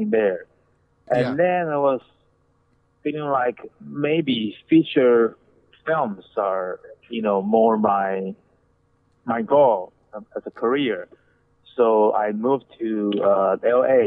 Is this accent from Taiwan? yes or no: yes; Taiwan; moved away as an adult; now in Los Angeles, United States; I'm from Taiwan. I was born and raised in Taiwan, and I moved to the States when I was 30